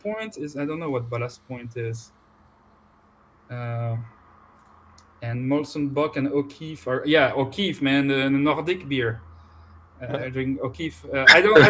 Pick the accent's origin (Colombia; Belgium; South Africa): Belgium; now in Canada; I was born in Belgium